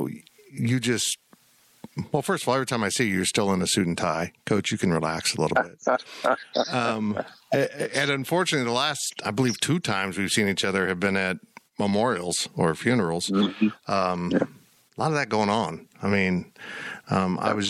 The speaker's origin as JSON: {"language": "English", "town": "Salina", "region": "Kansas", "country": "United States", "tie": "born or raised there", "said": "I grew up in Salina."}